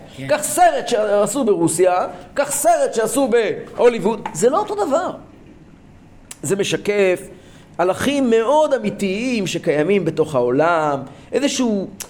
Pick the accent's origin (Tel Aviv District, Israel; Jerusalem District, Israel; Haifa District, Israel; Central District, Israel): Central District, Israel; Kfar Chabad; אני גדלתי בכפר חב"ד.